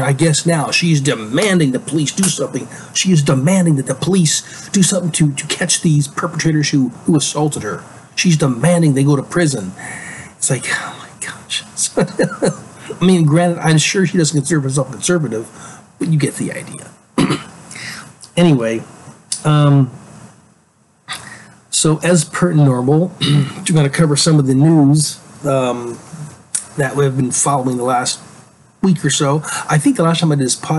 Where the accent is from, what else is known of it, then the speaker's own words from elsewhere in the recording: Alaska, United States; moved away; I'm from Alaska originally. I grew up in Alaska.